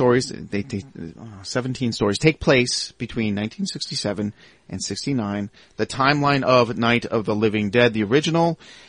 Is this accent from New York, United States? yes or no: yes; New York, United States; I'm from New York. My R's and L's are all effed up right now.